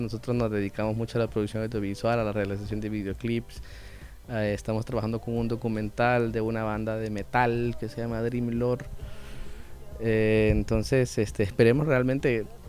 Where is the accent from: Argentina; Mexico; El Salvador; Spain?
El Salvador; una identidad como salvadoreños, que a mi fecha, a mis 26 años, todavía no sé cuál exactamente es esa